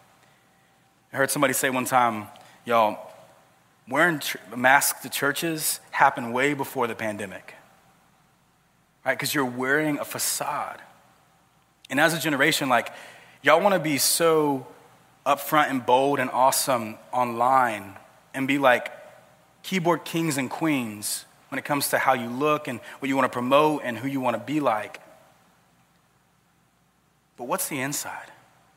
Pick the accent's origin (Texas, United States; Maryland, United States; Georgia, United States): Georgia, United States; South; I grew up in South Georgia